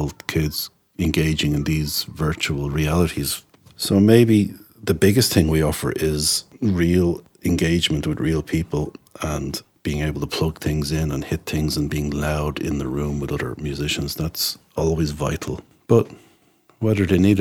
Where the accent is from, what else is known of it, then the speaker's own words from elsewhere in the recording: Tallaght, Leinster, Ireland; When I grew up around Tala